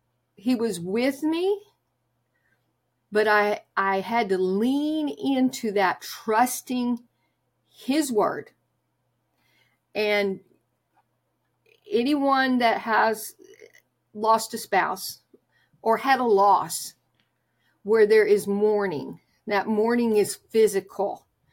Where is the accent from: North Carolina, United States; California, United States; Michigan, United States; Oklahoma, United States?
Oklahoma, United States; I was raised in Oklahoma, where I would ride a bus to church on Sunday morning.